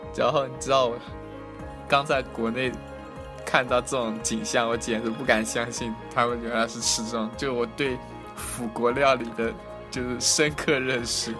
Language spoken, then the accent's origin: Chinese; China; moved away as an adult; now in London, United Kingdom; 我们中国人